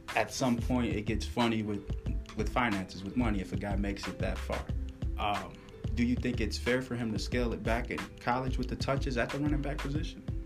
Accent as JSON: {"language": "English", "region": "Wisconsin", "country": "United States", "tie": "born or raised there", "said": "I'm from Wisconsin as well. Grew up in the heart of Big Ten country"}